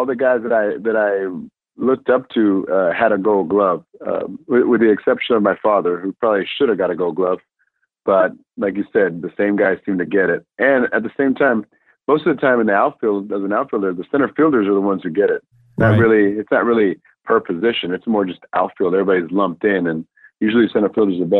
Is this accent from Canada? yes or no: no; Puerto Rico; English is a second language; now in United States; we come from Puerto Rico, and a small town in Puerto Rico. English was my second language. And I ended up coming here in the States